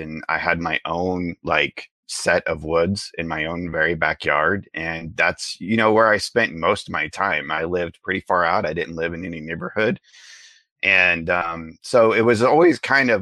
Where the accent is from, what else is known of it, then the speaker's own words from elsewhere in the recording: the Ozarks, United States; I was raised in the Ozarks. I was raised with kind of your traditional Midwestern Christian upbringing